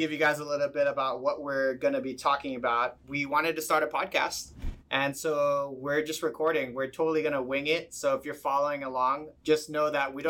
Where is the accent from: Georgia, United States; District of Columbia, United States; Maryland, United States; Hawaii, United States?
Hawaii, United States; Maui; also born or lived in Saipan; I actually moved here in 2000, actually. So I've been here for 21 years. I grew up on Maui. I moved here when I was 9. I moved from the island of Saipan.